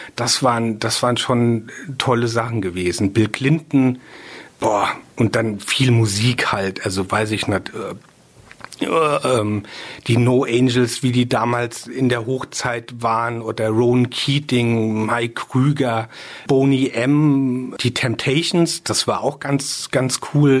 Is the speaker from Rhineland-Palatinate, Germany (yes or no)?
yes; Rheinhessen, Rhineland-Palatinate, Germany; ich bin sehr ähm, rein Hessen verbunden. Da ist hier ist schon so auch meine Heimat